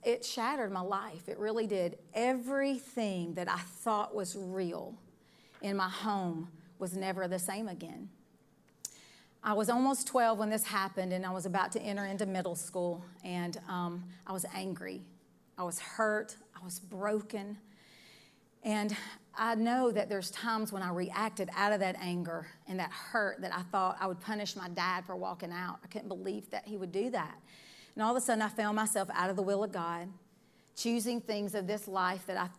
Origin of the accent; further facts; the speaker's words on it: Decatur, Alabama, United States; I was born in the Decatur, Alabama area is where I'm from